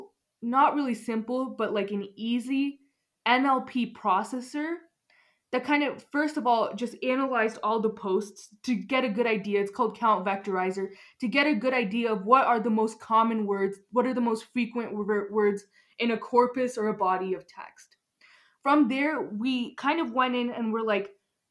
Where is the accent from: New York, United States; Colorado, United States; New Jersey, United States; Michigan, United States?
Colorado, United States; Highlands Ranch; I'm like from South Denver, so Highlands Ranch